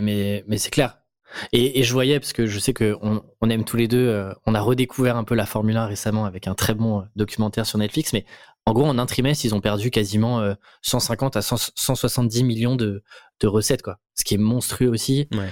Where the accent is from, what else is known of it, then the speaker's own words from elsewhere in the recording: France; en tant que petit Français